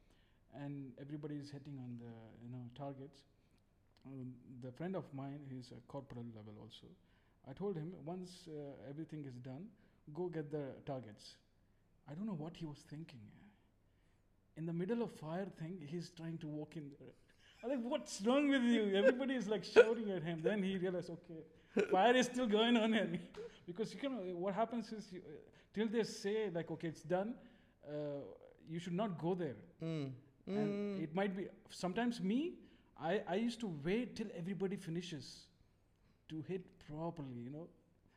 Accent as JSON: {"language": "English", "area": "Bangalore, Madikeri", "region": "Karnataka", "country": "India", "moved": "yes", "said": "in India, I come from Bangalore, Madikeri, all those side."}